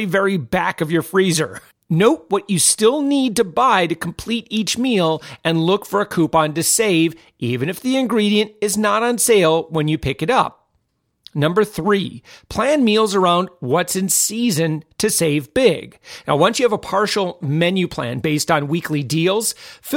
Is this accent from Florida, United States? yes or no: yes; Orlando, Florida, United States; my hometown, Orlando, Florida